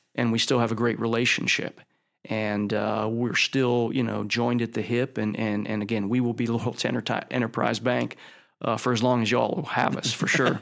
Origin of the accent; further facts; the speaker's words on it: Youngstown, Ohio, United States; I grew up in Youngstown, Ohio, and that's where my family was.